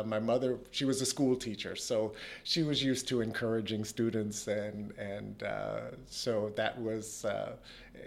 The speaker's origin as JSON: {"language": "English", "country": "United States", "tie": "born or raised there", "said": "I still hold the indoor state 400 meters record in my home state in the U.S"}